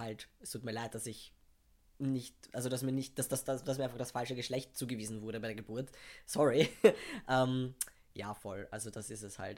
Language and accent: German; Vienna, Austria; ich komme aus Wien, bin halb Pole